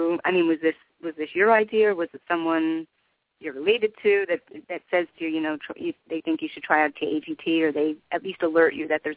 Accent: New Jersey, United States; I'm from New Jersey

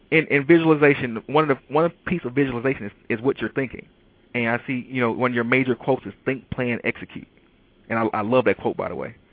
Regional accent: Detroit, Michigan, United States; you know, I'm from Detroit, and a lot of people in Detroit right now are dealing with the fact that, you know, Chrysler basically doesn't build cars anymore.

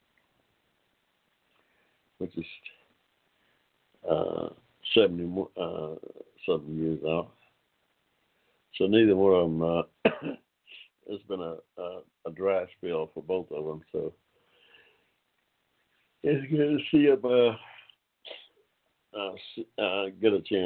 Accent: Ohio, United States; now in Georgia, United States; I'm an old Georgia boy myself. I was born here in Georgia. Spent a lot of my formative years in Ohio.

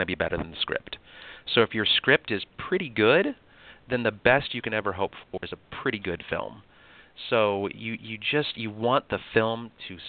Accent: United States

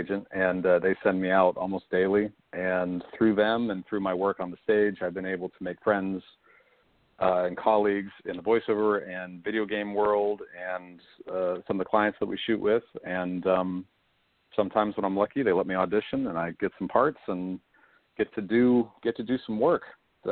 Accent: Indiana, Pennsylvania, United States; moved away as an adult; also born or lived in Saltsburg, Pennsylvania; now in Los Angeles, United States; I'm from Indiana, Pennsylvania, originally, Western PA.

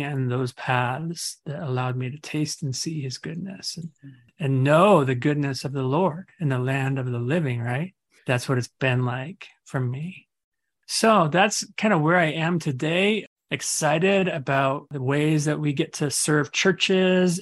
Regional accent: Arizona, United States; moved away as an adult; also born or lived in Colorado; now in Denver, United States; Arizona is pretty much where I grew up and did ministry, for the last three decades

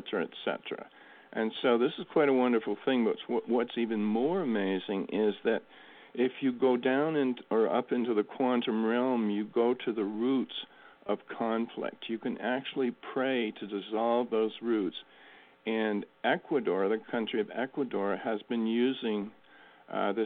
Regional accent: New England, United States; I grew up in New England

